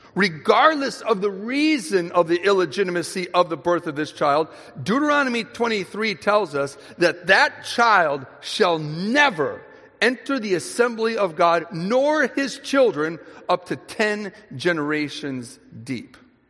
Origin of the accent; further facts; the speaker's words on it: Holland, Michigan, United States; now in Wyoming, Michigan, United States; I was born in Holland, Michigan, not far away